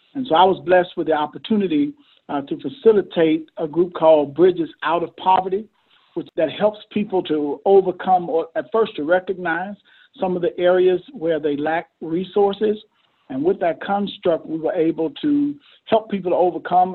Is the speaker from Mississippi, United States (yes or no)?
yes; Mississippi, United States; moved away as an adult; now in Camden, United States; I was born and bred in Mississippi.